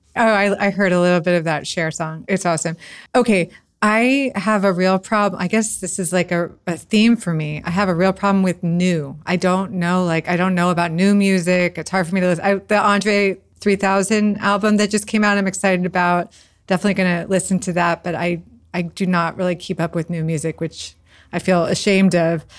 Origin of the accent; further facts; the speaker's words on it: United States; I'm an American Jew